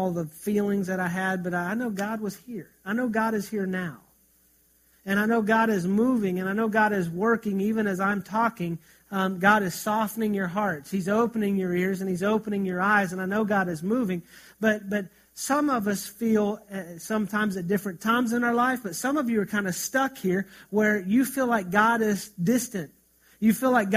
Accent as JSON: {"language": "English", "country": "United States", "said": "As American Christians"}